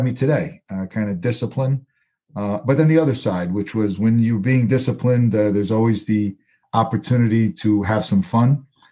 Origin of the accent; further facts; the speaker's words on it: New York City, New York, United States; also born or lived in Flushing, Queens; I was born in Queens, Astoria, to be exact.